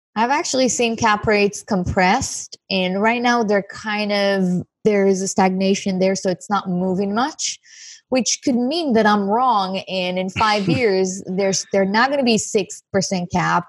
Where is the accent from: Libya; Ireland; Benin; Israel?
Israel; moved away as an adult; now in Santa Monica, United States; I'm originally from Israel. I live in Santa Monica right now